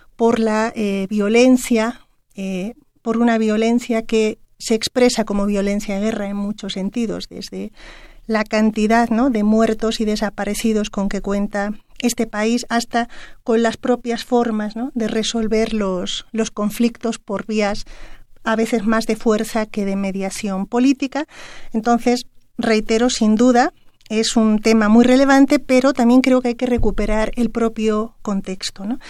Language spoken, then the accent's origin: Spanish; Mexico; México, que además somos el país de América Latina que ha firmado mayor cantidad